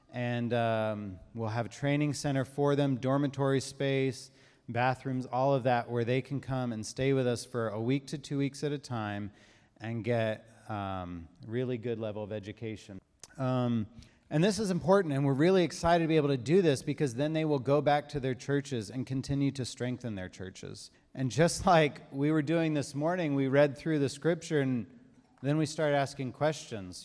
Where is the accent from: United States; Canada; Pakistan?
United States; Savannah, Georgia; moved away as an adult; now in Ethiopia; our family, we're from Savannah, um, and about four years ago, my family, uh, moved to Ethiopia